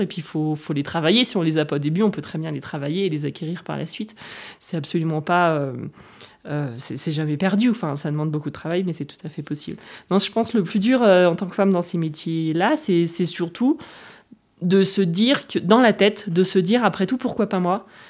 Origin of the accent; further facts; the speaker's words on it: La Roche-sur-Foron, Auvergne-Rhône-Alpes, France; also born or lived in Nancy / Grenoble / Germany / United States; je suis née à Nancy, Meurthe-Moselle 54, mais euh, j'ai grandi en Haute-Savoie, alors La Roche-sur-Foron